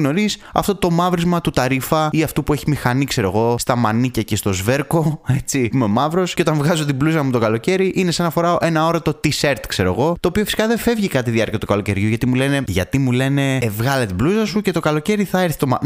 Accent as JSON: {"language": "Greek", "town": "Thessaloniki", "region": "Central Macedonia", "country": "Greece", "said": "εγώ είμαι από Θεσσαλονίκη"}